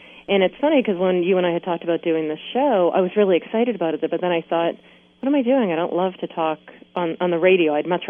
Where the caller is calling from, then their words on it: Maine, United States; I'm calling in from Maine.